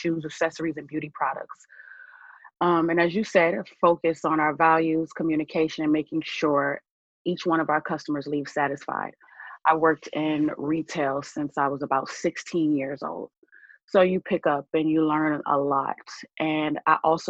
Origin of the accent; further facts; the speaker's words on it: Buffalo, New York, United States; moved away as an adult; also born or lived in Atlanta, Georgia; now in Tampa, United States; I was actually born in Atlanta, Georgia, many years ago. But I will actually say that I was raised in Buffalo, New York